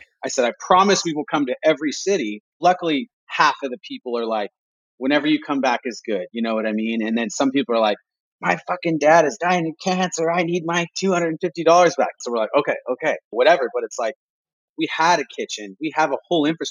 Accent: Imperial Beach, California, United States; my hometown. That's like Imperial Beach is, it's an old school surf town

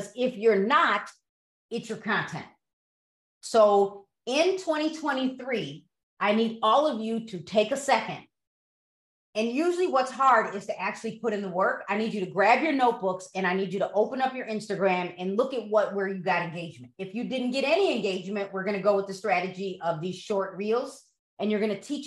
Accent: Broadview, Illinois, United States; also born or lived in DuPage County, Illinois; I grew up in Broadview

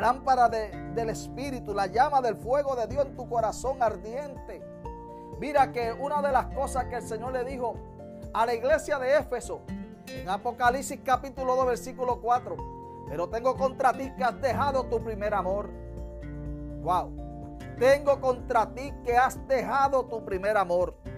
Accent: Utuado, Puerto Rico; en el barrio, amén, de los Pinos de Utuado, donde me crié

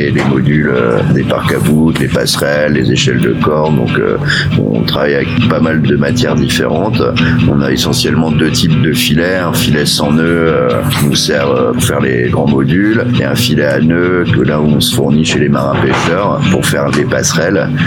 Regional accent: Malakoff, Île-de-France, France; moved away as an adult; Moi, je euh, de Malakoff, région

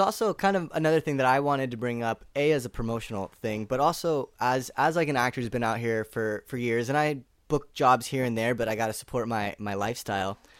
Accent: Orinda, California, United States; moved away as an adult; now in Los Angeles, United States; my family, we grew up in a small town called Orinda, which is just twenty minutes outside of San Francisco

